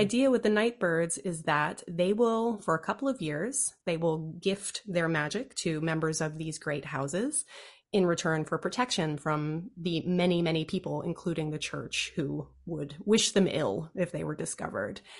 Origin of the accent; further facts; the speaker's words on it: D.C., Virginia, United States; I grew up in the U S of A outside of Washington, D C. I grew up mostly in Virginia